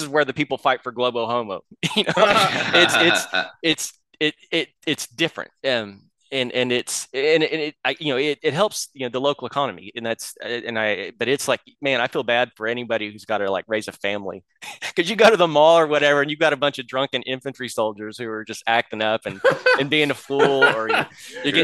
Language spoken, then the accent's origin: English; Oklahoma, United States; I'm from Oklahoma, and I'm dealing with issues of faith and stuff, and the way I was raised